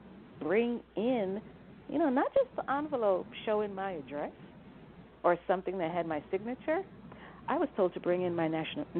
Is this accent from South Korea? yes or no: no; Jamaica; also born or lived in New Hampshire, United States; now in United States; I mean, I'm not an American by birth. I was naturalized. I came here from Jamaica originally.